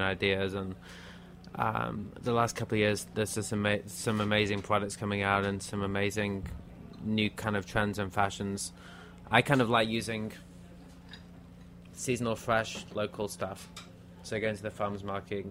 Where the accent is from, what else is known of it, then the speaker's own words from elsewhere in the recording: Manchester, North West England, United Kingdom; moved away as an adult; also born or lived in London; now in New York, United States; I'm actually from Manchester, okay. Which is North England.